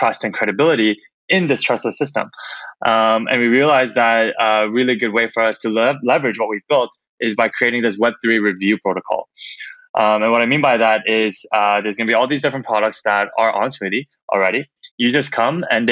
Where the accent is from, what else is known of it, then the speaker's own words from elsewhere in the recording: Toronto, Ontario, Canada; moved away as an adult; also born or lived in San Francisco; I grew up in Toronto, Canada